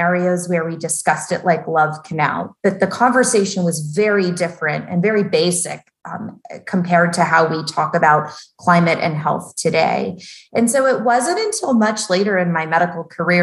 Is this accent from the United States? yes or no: yes; outside of Nashville, Tennessee, United States; when I grew up in Nashville, outside of Nashville, actually, in a more rural community.